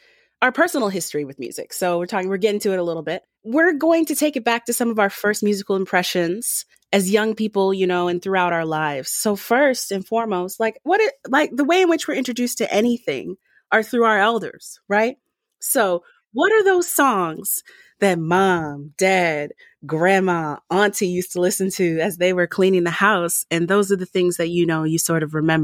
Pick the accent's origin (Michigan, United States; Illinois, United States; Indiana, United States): Michigan, United States; Southfield; I am from Southfield, which is right outside Detroit